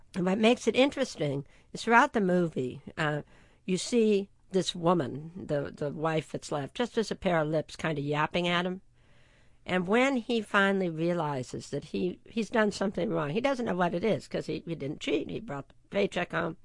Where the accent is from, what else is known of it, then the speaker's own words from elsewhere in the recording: San Marino, California, United States; I grew up in San Marino, California